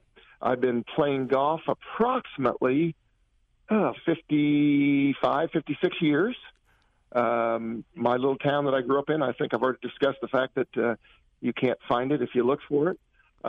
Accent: Bushnell, Illinois, United States; I'm from a little town in Illinois called Bushnell.

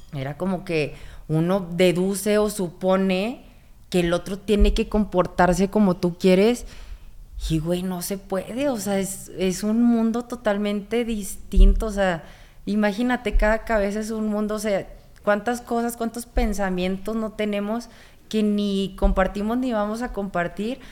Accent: Monterrey, Nuevo León, Mexico; yo vengo de Monterrey y allá, o sea, de 10 palabras, 11 son maldiciones

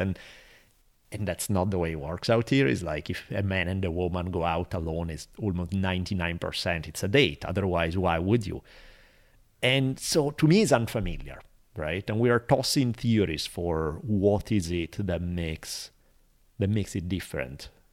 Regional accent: Italy; now in Los Angeles, United States; growing up in Italy throughout my life until I left

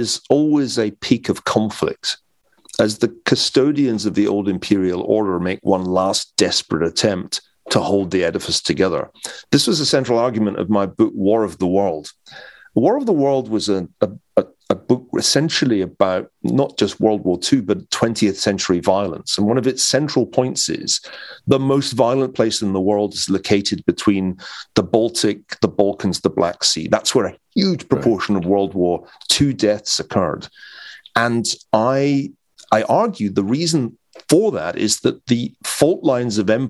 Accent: Glasgow, Scotland, United Kingdom; as a teenager in Glasgow.

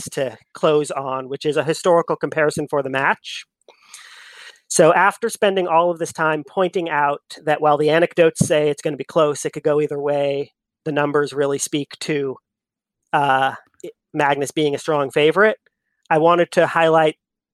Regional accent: Eugene, Oregon, United States; Born and raised in Eugene, Oregon

